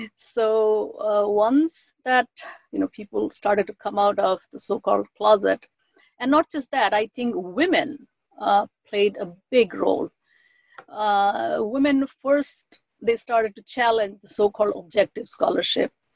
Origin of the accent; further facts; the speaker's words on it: West Bengal, India; first language Bengali; English is a second language; moved away as an adult; also born or lived in Allahabad; now in United States; I'm from Bengal, and great goddesses were deeply ingrained in my cultural upbringing